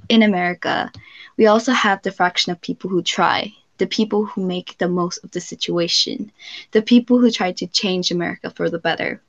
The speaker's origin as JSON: {"language": "English", "region": "California", "country": "United States", "tie": "born or raised there", "said": "I'm from California, specifically in the U.S."}